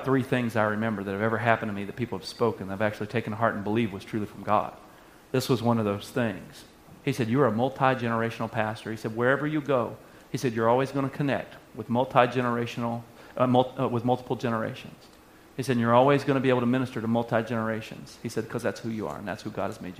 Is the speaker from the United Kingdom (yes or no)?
no; Arkansas, United States; moved away as an adult; I was from Arkansas.